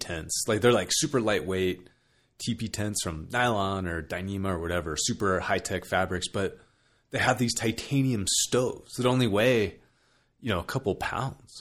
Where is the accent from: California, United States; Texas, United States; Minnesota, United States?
California, United States; moved away; I grew up in California